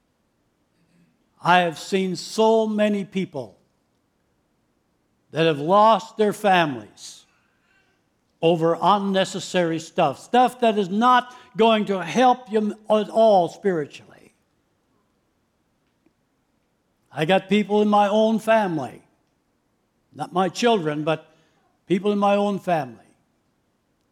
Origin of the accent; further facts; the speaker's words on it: Canada; I was born and raised in Canada